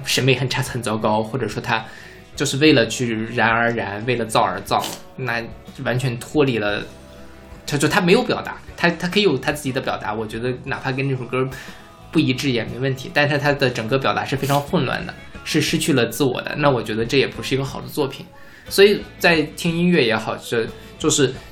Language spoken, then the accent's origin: Chinese; near Jianping, Liaoning, Inner Mongolia, China; moved away; 我家是在内蒙古自治区